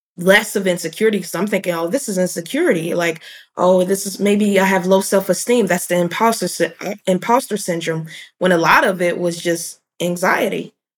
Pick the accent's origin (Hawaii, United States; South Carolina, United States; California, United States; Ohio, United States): Ohio, United States; Cincinnati; moved away as an adult; also born or lived in Chicago, Illinois / Atlanta, Georgia; I'm I'm from Cincinnati